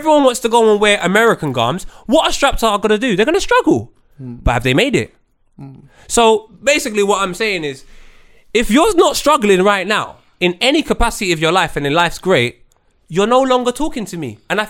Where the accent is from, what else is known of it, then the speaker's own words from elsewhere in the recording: Jamaica; But when I was in school, being Jamaican was the littest thing in the world.